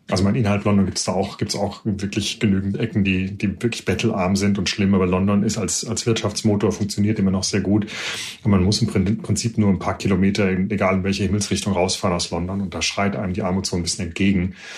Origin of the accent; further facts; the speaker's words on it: Germany; moved away as an adult; now in United Kingdom; uns Deutschen